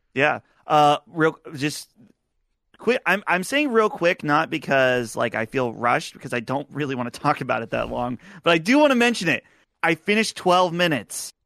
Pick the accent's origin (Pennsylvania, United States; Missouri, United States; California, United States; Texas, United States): Pennsylvania, United States; Butler; my hometown of Butler, Pennsylvania